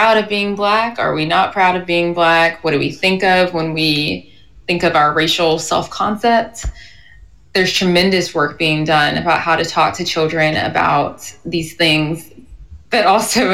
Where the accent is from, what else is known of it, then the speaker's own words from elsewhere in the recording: the South, United States; I'm from the South. I'm from, like I said, a very white community.